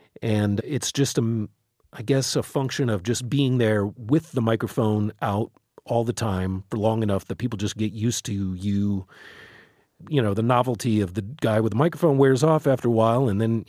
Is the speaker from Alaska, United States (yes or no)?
no; Chicago, Illinois, United States; now in Baltimore, United States; I came from the Midwest. I came, from Chicago. So, and I came out here not really knowing much about the city at all.